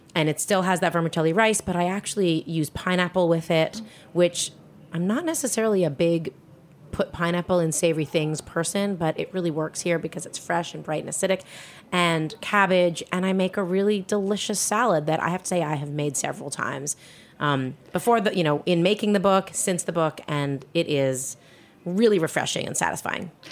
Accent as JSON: {"language": "English", "town": "Toronto", "region": "Ontario", "country": "Canada", "tie": "born or raised there", "also_born_or_lived": "Montreal / Spain", "moved": "as an adult", "said": "I grew up in Toronto, Canada"}